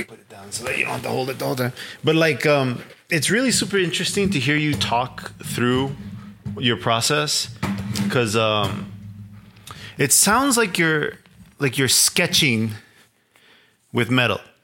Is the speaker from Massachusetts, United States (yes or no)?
no; Chicago, Illinois, United States; growing up in Little Village